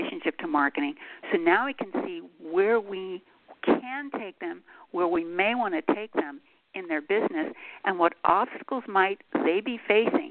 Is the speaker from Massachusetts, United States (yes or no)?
yes; Boston, Massachusetts, United States; also born or lived in Montreal, California, United States; now in Los Angeles, United States; I was a Bostonian